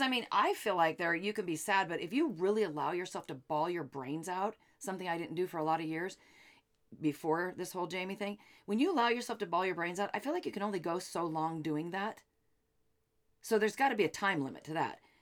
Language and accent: English; Seattle, Washington, United States; now in Phoenix, United States; we're from Seattle